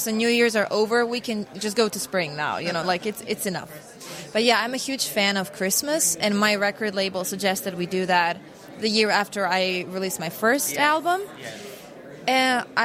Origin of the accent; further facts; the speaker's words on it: Osijek, Osijek-Baranja County, Croatia; now in Zagreb, Croatia; my hometown Osijek